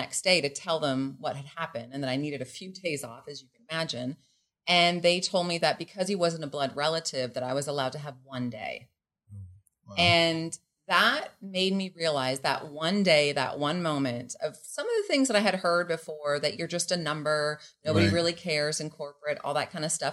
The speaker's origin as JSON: {"language": "English", "country": "Canada", "moved": "as an adult", "lives_now": "Mexico", "said": "I am Canadian."}